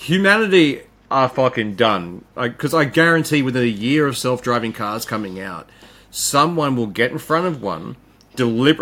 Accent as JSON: {"language": "English", "town": "Mackay", "region": "Queensland", "country": "Australia", "tie": "born or raised there", "said": "my hometown is Mackay"}